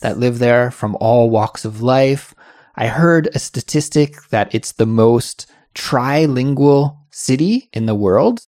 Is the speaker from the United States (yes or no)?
no; Canada; now in South Korea; I'm from Canada, but I'm living in South Korea.